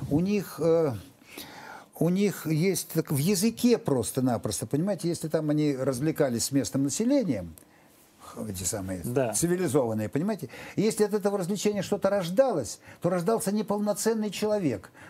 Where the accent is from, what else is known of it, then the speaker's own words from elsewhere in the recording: Ukraine; Я украинец, вот такой вот украинец, щирый.